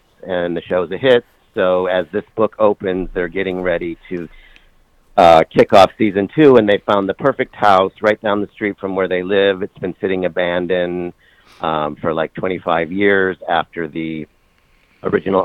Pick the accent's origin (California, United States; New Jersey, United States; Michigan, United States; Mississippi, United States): Michigan, United States; moved away as an adult; also born or lived in New York; We're both from Michigan